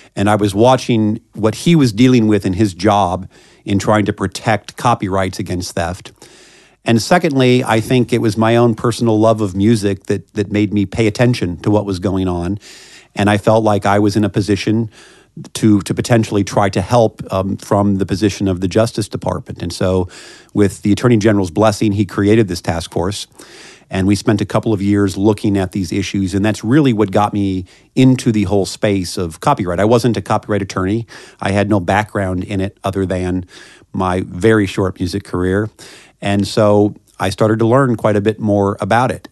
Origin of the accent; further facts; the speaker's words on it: Kansas City, Missouri, United States; moved away as an adult; now in Washington, D.C., United States; I, uh, grew up in Kansas City, Missouri